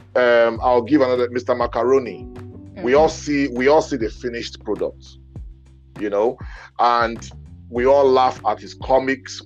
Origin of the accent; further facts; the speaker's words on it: Benin City, Edo, Nigeria; moved away; growing up in Benin